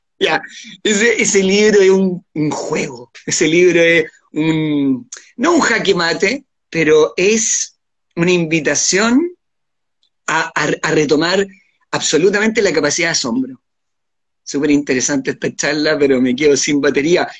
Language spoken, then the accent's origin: Spanish; Chile